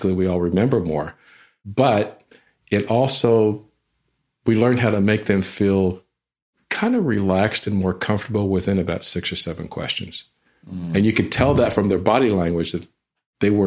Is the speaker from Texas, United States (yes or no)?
yes; San Antonio, Texas, United States; I'm from San Antonio, was in San Antonio at the time